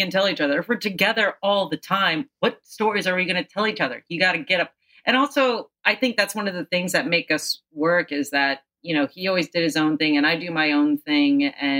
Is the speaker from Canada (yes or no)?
no; Philippines; Ed, because I'm the Filipino.